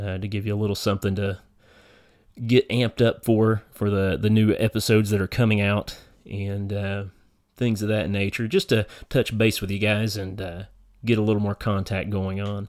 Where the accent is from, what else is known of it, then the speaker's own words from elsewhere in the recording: eastern Kentucky hills, United States; moved away as an adult; now in northern Kentucky, United States; we're both from our little area back in the eastern Kentucky hills, so everybody's related somehow